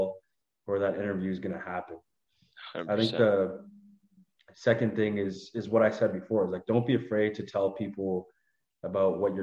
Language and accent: English; Canada; moved away as an adult; now in Toronto, Canada; I just moved away from my family and my hometown that I've spent so much time in. I moved to one of the biggest cities in Ottawa, in Canada, which is Toronto